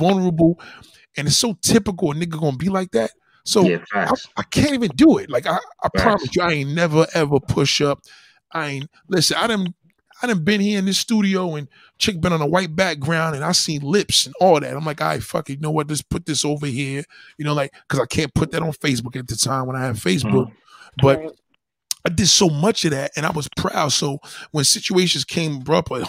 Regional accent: New York City, New York, United States; I was born and raised in Brooklyn

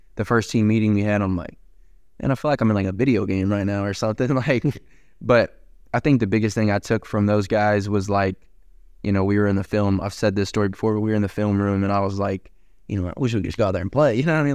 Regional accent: Gate City, Virginia, United States; moved away; I'm from Gates City, Virginia

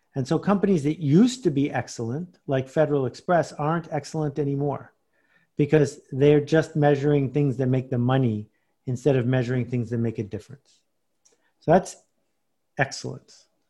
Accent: Buffalo, New York, United States; moved away; I grew up in Buffalo, New York, which is four hundred miles from here.

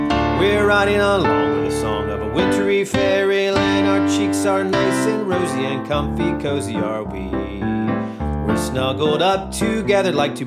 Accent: North Carolina mountains, United States; now in Georgia/Alabama area, United States; I grew up in the North Carolina mountains.

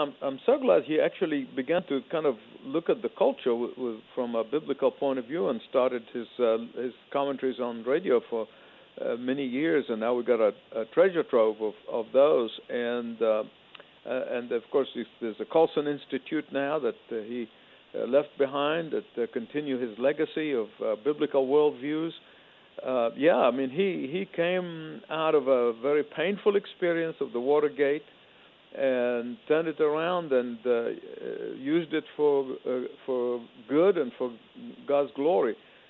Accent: Egypt; born or raised there; moved away

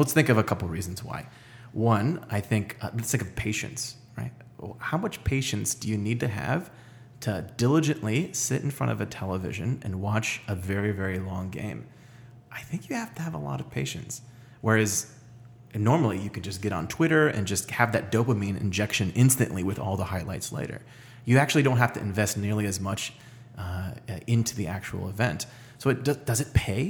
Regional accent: Orlando, Florida, United States; moved away as an adult; also born or lived in Chicago / San Francisco; I'm from Orlando

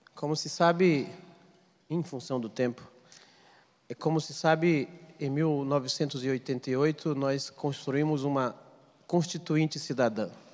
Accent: Amazon, Pará, Brazil; eu sou amazônida, nasci no estado do Pará

